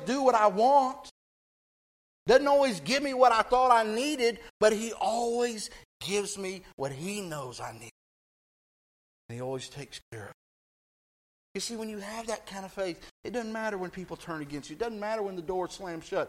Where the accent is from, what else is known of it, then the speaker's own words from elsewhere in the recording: Texas, United States; I grew up in Texas